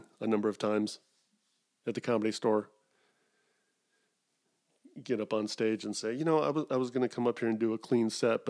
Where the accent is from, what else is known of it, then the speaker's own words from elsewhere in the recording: Wisconsin, United States; born there; I was born in Wisconsin, but I can't do a Midwestern accent.